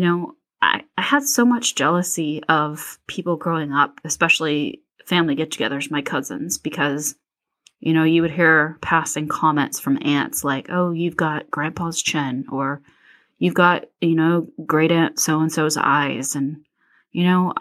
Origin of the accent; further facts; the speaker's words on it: Plano, Texas, United States; also born or lived in Houston, Texas; I was born in 1979 in Houston, Texas, but I grew up in Plano, Texas